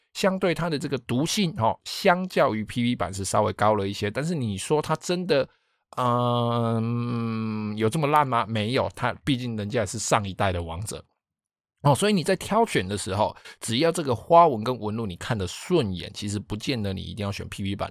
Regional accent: Taiwan; 我们台湾人

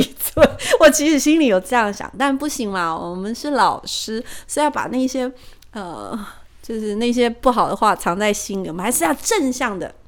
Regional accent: Taiwan; 我们台湾人还是有一些许的迷信

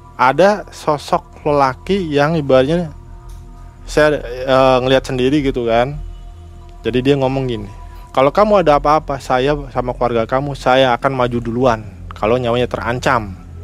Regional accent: Cirebon, West Java, Indonesia; saya sebagai orang Cirebon lagi

